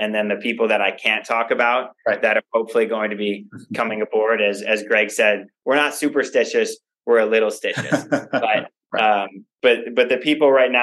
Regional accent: Chicago, Illinois, United States; I grew up in the north suburbs of Chicago

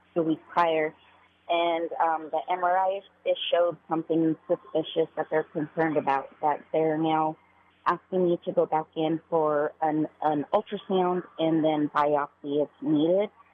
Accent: Severance, Colorado, United States; I'm actually from Severance, Colorado, but I'm in Philadelphia right now

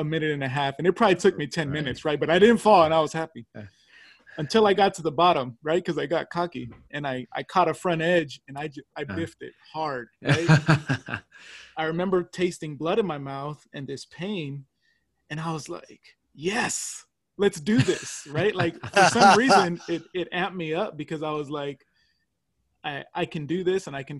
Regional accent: California, United States; I'm from California

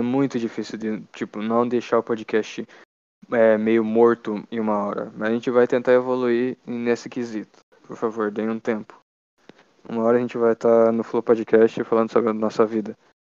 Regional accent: Brazil; a gente é brasileiro

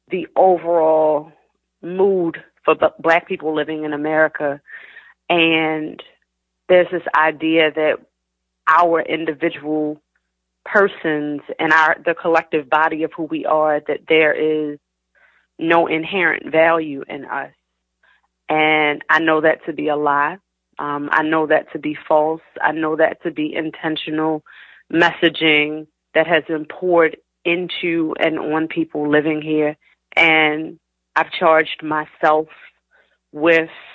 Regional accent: Baltimore, Maryland, United States; being a teen and a 20-something year old black girl growing up in Baltimore City

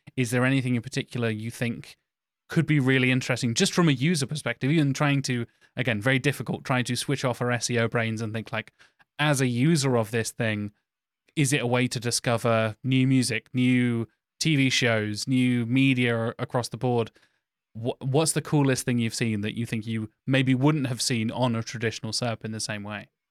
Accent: United Kingdom; Me as a British white guy

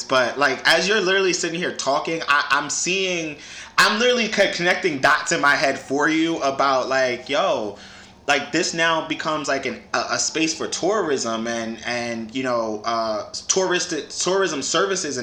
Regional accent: New York City, New York, United States; growing up in the Bronx

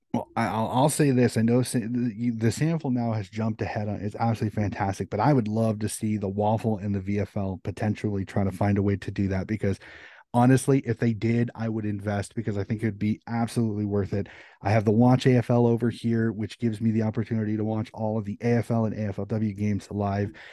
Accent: United States; as an American

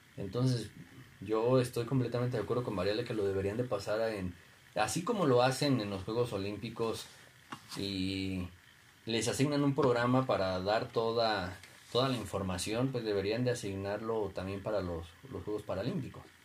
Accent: Mexico; sentirte orgulloso como mexicano

